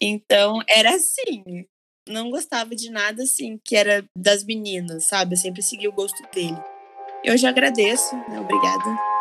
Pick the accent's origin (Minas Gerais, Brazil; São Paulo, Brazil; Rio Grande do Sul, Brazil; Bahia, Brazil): São Paulo, Brazil; interior of; moved away as an adult; now in Rio de Janeiro, Brazil; eu sou do interior de São Paulo